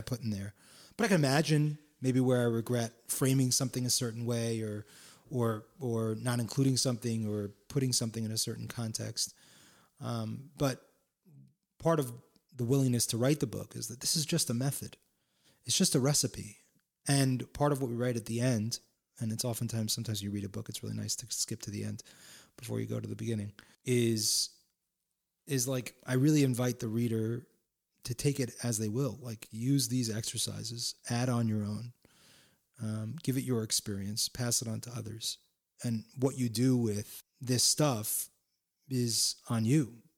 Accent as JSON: {"language": "English", "town": "Palo Alto", "region": "California", "country": "United States", "tie": "born or raised there", "also_born_or_lived": "San Francisco / Florida / Miami", "moved": "yes", "lives_now": "New York, United States", "said": "a skateboarding kid from Palo Alto, California"}